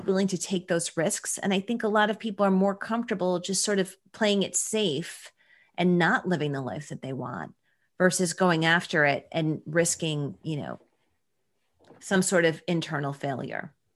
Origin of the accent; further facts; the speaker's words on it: Buffalo, New York, United States; I'm from Buffalo, New York